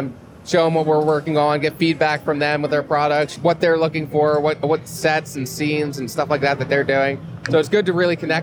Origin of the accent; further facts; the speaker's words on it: Lancaster, Pennsylvania, United States; I'm from Pennsylvania, so we have I'm from Lancaster, so it's very Amish, cornfields, all that good stuff